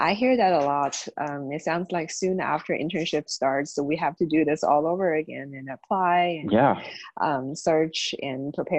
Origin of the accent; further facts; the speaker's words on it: Indiana, United States; I know I came from Indiana, and that's one of the states that doesn't require postdoctoral hours